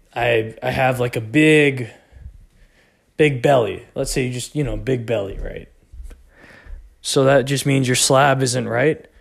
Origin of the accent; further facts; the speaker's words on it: Texas, United States; I grew up in Texas.